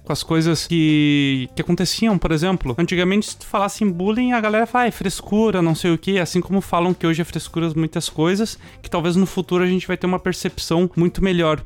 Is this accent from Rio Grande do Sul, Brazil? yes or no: yes; Canoas, Rio Grande do Sul, Brazil; Canoas, que é da cidade onde eu nasci